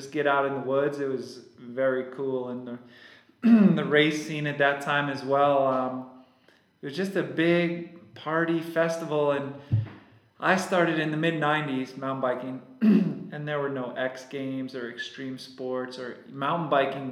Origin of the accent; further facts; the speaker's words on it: Hudson Valley, New York, United States; moved away; And I grew up in New York and started riding bikes back in New York.